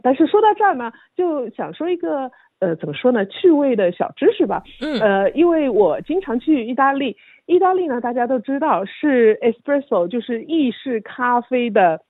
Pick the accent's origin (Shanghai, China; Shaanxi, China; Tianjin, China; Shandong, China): Shanghai, China; now in Australia; 我是上海人，所以呢，我们通常把白糖就称为白砂糖